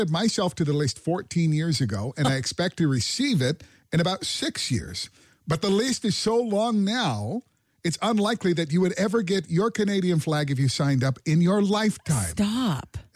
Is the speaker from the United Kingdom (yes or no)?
yes; England, United Kingdom; So my daughter, my daughter, obviously I'm from England.